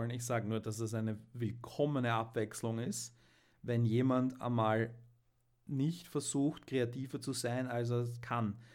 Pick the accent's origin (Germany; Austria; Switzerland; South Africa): Austria; ich als Österreicher